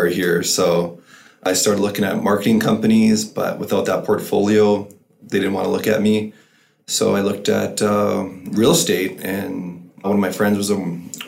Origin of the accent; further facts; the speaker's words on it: Camrose, Alberta, Canada; now in Edmonton, Canada; I'm originally from Camrose, and I've lived in Edmonton, I think, for 12, 13 years now.